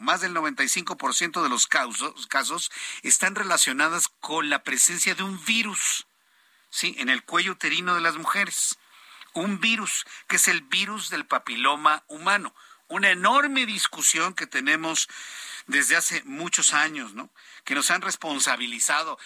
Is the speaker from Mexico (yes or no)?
yes; Mexico; mi reacción como mexicano